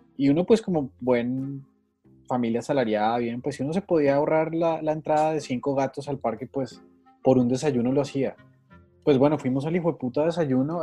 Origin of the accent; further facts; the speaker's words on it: Bogotá, Colombia; uno es rolo